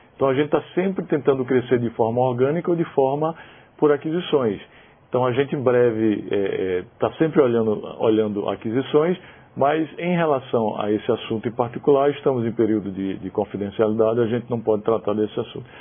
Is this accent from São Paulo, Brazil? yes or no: no; Paraíba, Brazil; moved away; lá na cidade que eu nasci, na Paraíba